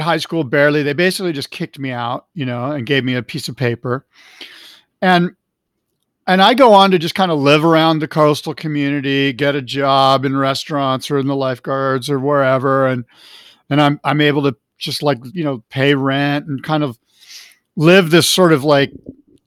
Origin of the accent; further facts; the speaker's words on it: Del Mar, California, United States; I'm a white 17-year-old kid in a senior in high school growing up in Del Mar, California.